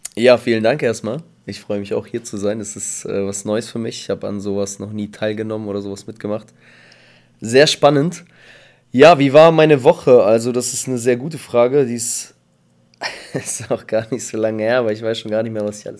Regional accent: Bielefeld, North Rhine-Westphalia, Germany; also born or lived in Kazakhstan / Paderborn; now in Espelkamp, Germany; ich komme eigentlich aus Bielefeld und habe halt in Paderborn gearbeitet

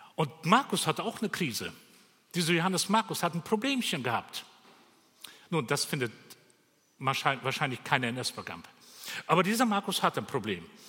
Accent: Bavaria, Germany; bei uns in Bayern

